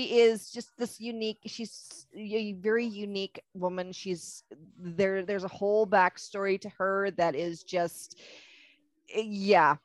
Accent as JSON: {"language": "English", "country": "Canada", "said": "I'm Canadian, so I use a lot of Canadian isms"}